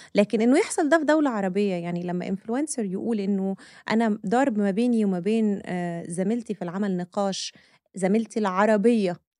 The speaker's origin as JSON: {"language": "Arabic", "country": "Egypt", "said": "احنا كمصريين"}